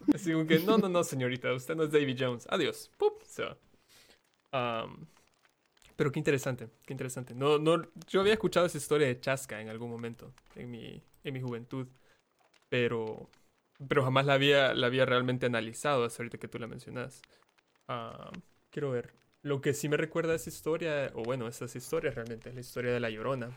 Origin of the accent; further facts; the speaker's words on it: El Salvador; Yo soy salvadoreño